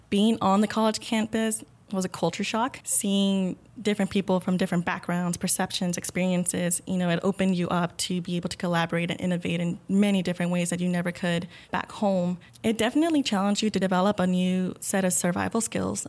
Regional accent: Pharr, Texas, United States; now in Austin, United States; I grew up in the Rio Grande Valley

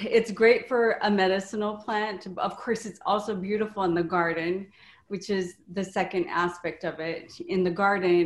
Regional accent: Hawaii, United States; also born or lived in St. Louis; now in Wisconsin, United States; I'm originally from Hawaii

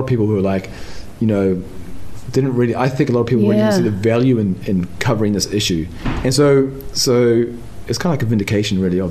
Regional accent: Wellington, New Zealand; I grew up in Wilton.

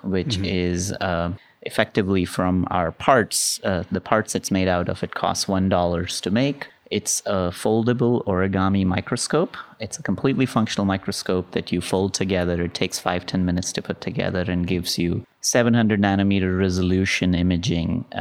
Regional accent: India; now in United States; I grew up in India

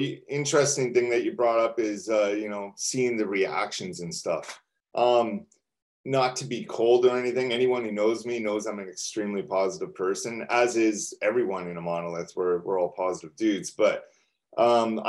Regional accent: Canada; we're from Canada

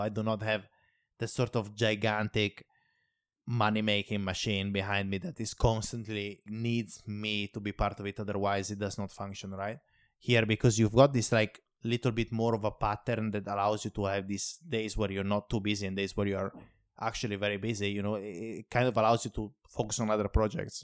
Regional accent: Italy; moved away; In my hometown, for instance, it's like, I come from a very small place. About seven hundred and fifty people live there

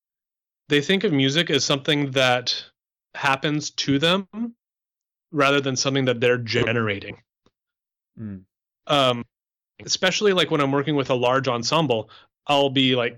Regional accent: Canada; moved away; I'm Canadian. I grew up speaking French

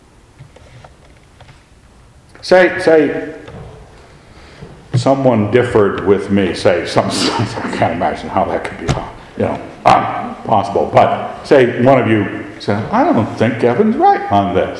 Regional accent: Scotland, United Kingdom; I am a Scot.

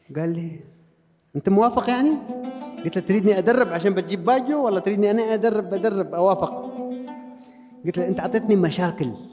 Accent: Oman; انا عماني بدرب في البرازيل

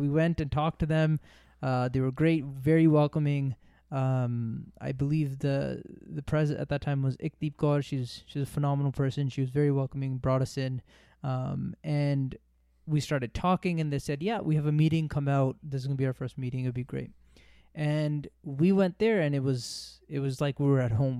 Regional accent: Toronto, Ontario, Canada; now in Brampton, Canada; I grew up in Toronto. Uh, I uh, was born and raised in Toronto. Uh, we moved out to Brampton.

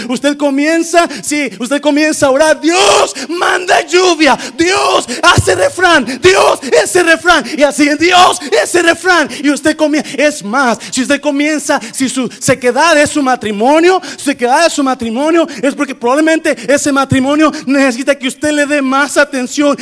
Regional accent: Nayarit, Mexico; yo crecí en Nayarit

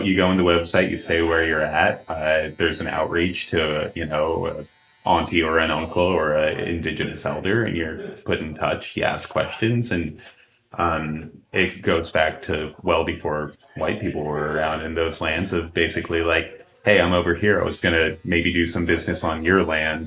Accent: Wasilla, Alaska, United States; growing up in Alaska and mm-hmm. growing up close to the native communities up there

